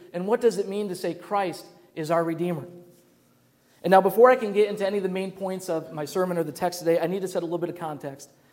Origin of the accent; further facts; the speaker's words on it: Grand Rapids, Michigan, United States; growing up in Grand Rapids, Michigan